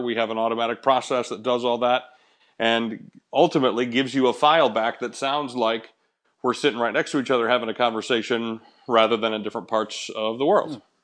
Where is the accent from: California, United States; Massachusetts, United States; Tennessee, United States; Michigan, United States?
Michigan, United States; moved away; I grew up in Michigan